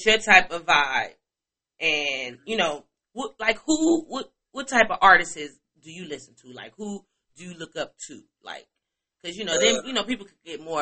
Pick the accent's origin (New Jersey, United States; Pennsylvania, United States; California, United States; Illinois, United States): Illinois, United States; Chicago; now in Atlanta, United States; I'm from Chicago